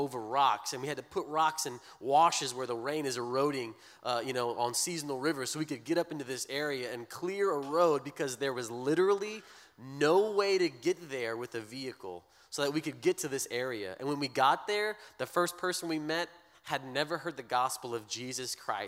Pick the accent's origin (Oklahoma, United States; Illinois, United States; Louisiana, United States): Louisiana, United States; Breaux Bridge; moved away as an adult; now in Kenya; I'm from Lake Martin area